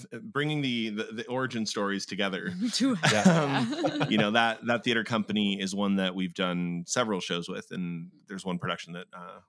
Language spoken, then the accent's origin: English; Brampton, Ontario, Canada; also born or lived in Mexico; I was born in Mexico. We moved back and forth for the better chunk of the first half of my life. And then we eventually landed in Brampton, just because that's the easiest way to put it. So just kind of in the GTA.